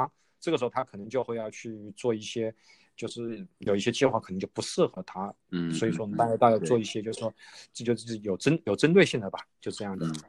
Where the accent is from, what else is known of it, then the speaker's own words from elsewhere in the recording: Wuhan, Hubei, China; now in Australia; 就是因为我是武汉人